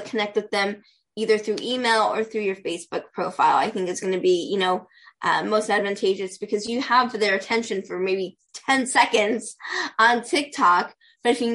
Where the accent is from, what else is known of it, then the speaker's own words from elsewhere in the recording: Pasadena, California, United States; I'm from Pasadena, California. Born and raised Southern California girl, so I love where I'm